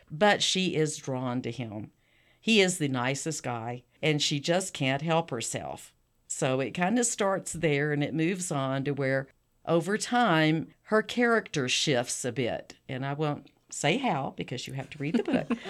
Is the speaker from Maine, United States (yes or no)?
no; South Texas, United States; I'm from Texas, South Texas